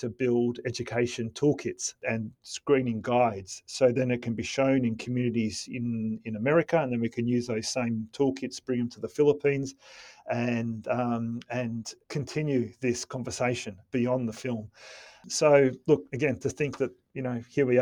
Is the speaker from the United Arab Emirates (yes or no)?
no; Melbourne, Victoria, Australia; Melbourne International Film Festival, my hometown